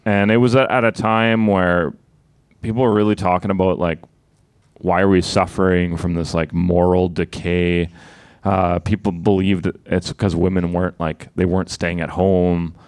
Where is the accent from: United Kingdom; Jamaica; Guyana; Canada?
Canada; Sudbury, Ontario; I'm from Sudbury. I'm from Northern Ontario.